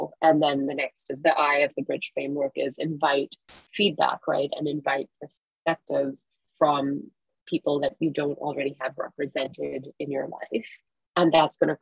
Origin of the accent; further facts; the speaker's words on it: Singapore; now in United States; I grew up in Singapore, a country in which homosexuality is still criminalized